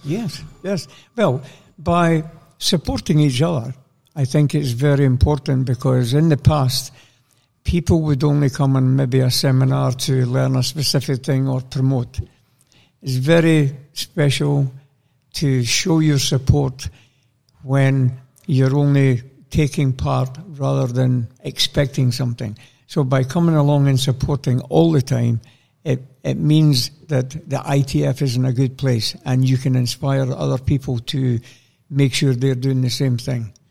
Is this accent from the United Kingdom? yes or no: yes; Scotland, United Kingdom; born or raised there